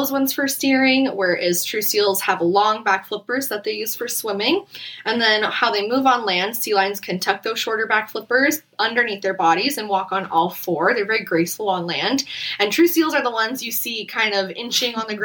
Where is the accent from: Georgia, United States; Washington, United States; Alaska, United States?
Alaska, United States; Fairbanks; now in Phoenix, United States; growing up in Alaska